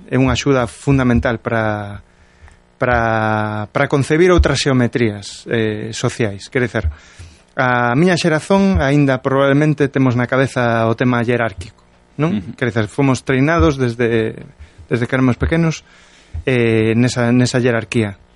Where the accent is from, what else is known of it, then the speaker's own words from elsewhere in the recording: Galicia, Spain; Eu escollo os dous, son galego.